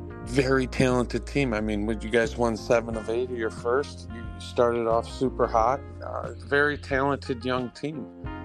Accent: Detroit, Michigan, United States; I'm from the Detroit area

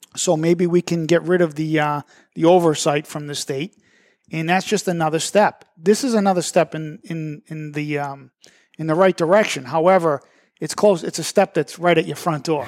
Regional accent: Methuen, Massachusetts, United States; Methuen, and I'm always coming on here saying my hometown

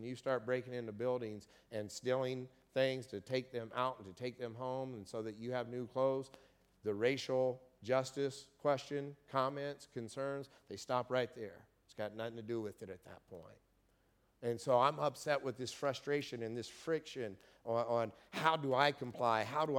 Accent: Kokomo, Indiana, United States; And I just went to my hometown in Kokomo, Indiana 2 weeks ago.

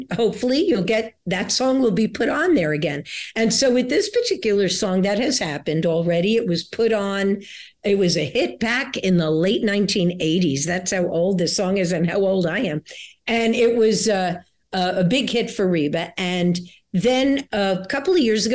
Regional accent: New York City, New York, United States; I grew up in New York City

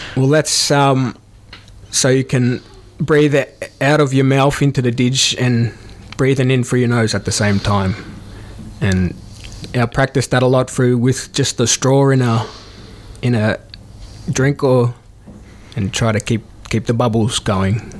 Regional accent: Melbourne, Victoria, Australia; moved away; also born or lived in New South Wales / Shepparton; I grew up in Melbourne and uh, recently moved from Shepparton

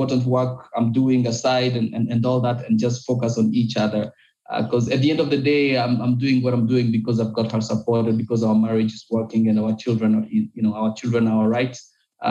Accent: Goma, North Kivu, DR Congo; in my country, in Goma

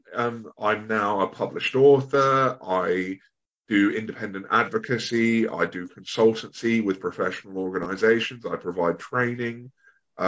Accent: Bognor Regis, South East England, United Kingdom; also born or lived in Brighton area; I'm from Sussex, so at the moment I'm living in the Brighton area, but I grew up in a place called Bognor Regis

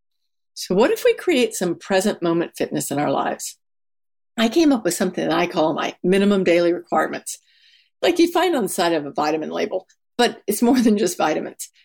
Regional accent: Texas, United States; I'm from Texas

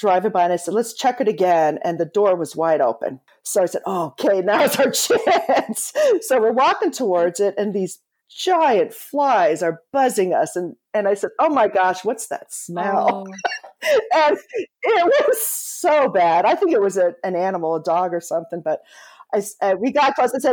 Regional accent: eastern Pennsylvania, United States; I grew up in a town connected to the steel industry, and it was also center for other heavy manufacturing. It was in eastern Pennsylvania

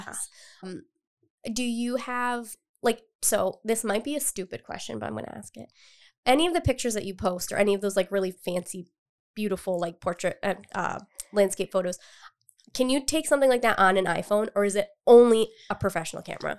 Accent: Cumberland, Rhode Island, United States; I've lived in Rhode Island my entire life, and I'm originally from Cumberland

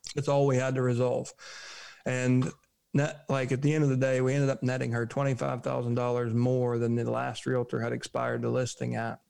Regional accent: United States; We're American.

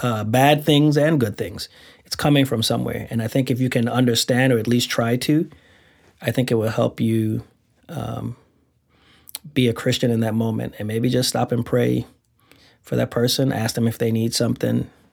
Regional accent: Saint Thomas, U.S. Virgin Islands; I'm from the Virgin Islands.

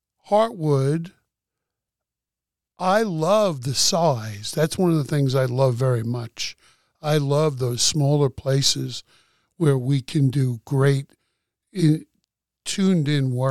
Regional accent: New York City, New York, United States; moved away; But I'm a kid from the Bronx.

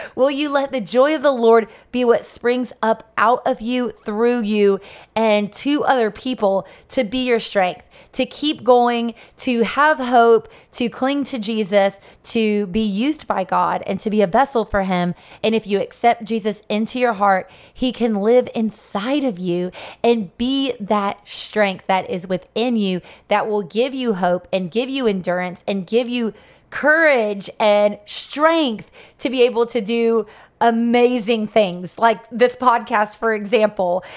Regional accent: Sebring, Florida, United States; my hometown of Sebring, Florida

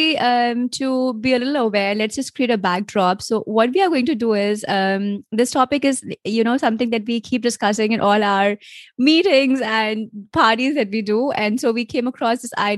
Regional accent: India; moved away as an adult; now in Germany; I am an Indian by origin, so born and spoiled in India. But at the moment, I'm living in Germany

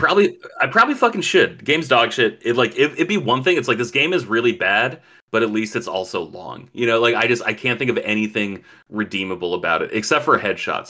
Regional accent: Chile; I'm not Cuban. I'm Chilean.

